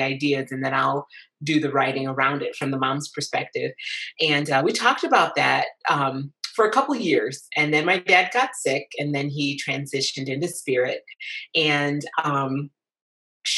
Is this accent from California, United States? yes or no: no; Lansing, Michigan, United States; moved away as an adult; now in Concord, United States; I'm originally from Lansing, Michigan, and lived in Michigan for 46 years.